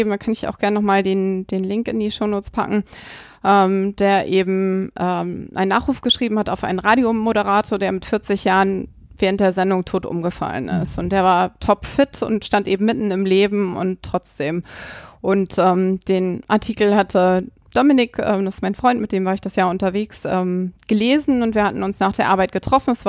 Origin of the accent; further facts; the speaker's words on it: Hamburg, Germany; oder als Hamburger natürlich auch Susanne Schmidt